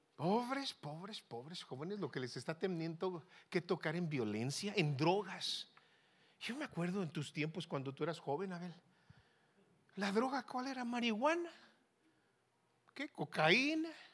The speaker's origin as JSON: {"language": "Spanish", "area": "Tierra Caliente", "region": "Sonora", "country": "Mexico", "said": "Yo soy de Tierra Caliente, de Sonora."}